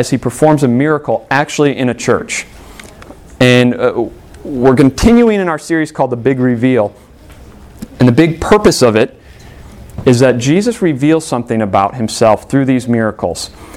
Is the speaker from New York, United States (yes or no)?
no; Illinois, United States; born or raised there